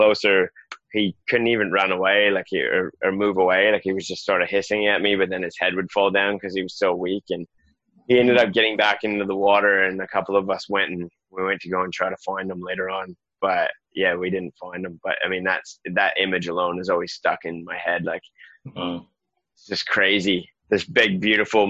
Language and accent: English; Canada; also born or lived in South Westland, New Zealand; now in New Zealand; I'm some Canadian guy living in a village of 28 people on the edge of the world